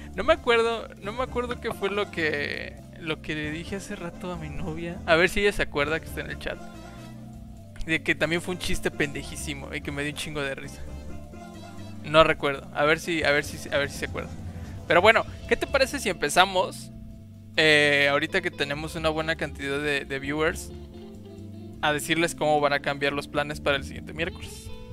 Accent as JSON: {"language": "Spanish", "town": "Jalpa", "country": "Mexico", "tie": "born or raised there", "said": "yo estaba en la secundaria, entonces, en ese entonces, pues no había mucha información, y menos en mi pueblo. Entonces. Menos allá en Jalpa."}